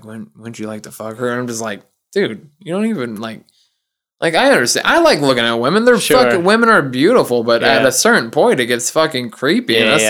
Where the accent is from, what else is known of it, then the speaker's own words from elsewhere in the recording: the South, United States; I grew up in the South, too, and I've heard that expression before.